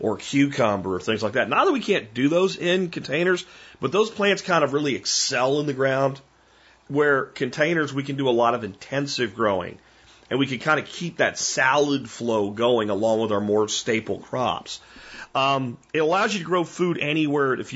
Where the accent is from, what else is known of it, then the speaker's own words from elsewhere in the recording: Pennsylvania, United States; I grew up in Pennsylvania